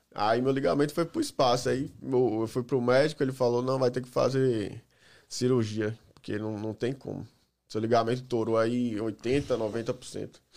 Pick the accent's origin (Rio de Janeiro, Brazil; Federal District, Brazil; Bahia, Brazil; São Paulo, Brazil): Bahia, Brazil; Salvador; moved away as an adult; now in United States; Salvador, Bahia